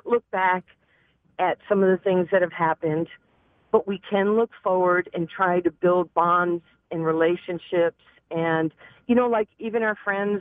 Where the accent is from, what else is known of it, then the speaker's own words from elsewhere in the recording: New York, United States; moved away as an adult; now in Dallas, United States; as a young kid growing up in New York